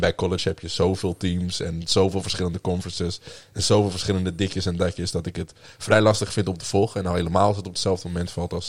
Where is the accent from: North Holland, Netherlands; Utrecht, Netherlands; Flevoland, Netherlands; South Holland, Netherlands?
North Holland, Netherlands; Amsterdam; moved away as an adult; now in Groningen, Netherlands; ik kom oorspronkelijk eh, uit Amsterdam. Eh, ben daar ook eh, opgegroeid en voor de studie hierheen gekomen